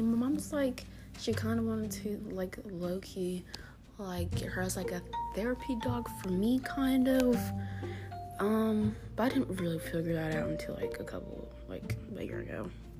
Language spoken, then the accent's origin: English; Delaware, United States; because I'm like from Delaware and my grandma lives in Delaware